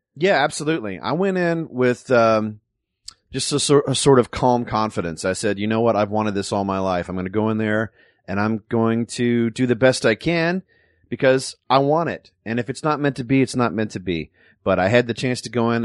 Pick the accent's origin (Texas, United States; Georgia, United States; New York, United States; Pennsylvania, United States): Texas, United States; Dallas; moved away as an adult; also born or lived in Lake Charles, Louisiana; now in Los Angeles, United States; my folks moved to Dallas. I'm basically a Texan